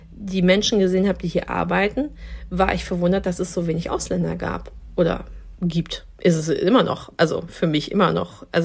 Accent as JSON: {"language": "German", "town": "Dortmund", "region": "North Rhine-Westphalia", "country": "Germany", "tie": "born or raised there", "said": "weil ich in einem Dorf groß geworden bin in Dortmund, ähm, wo eine Moschee stand. Das heißt, also Kopftuch war für mich etwas, was überhaupt zum, zum kompletten Bild von meinem Ort Derne äh, dazugehört hat."}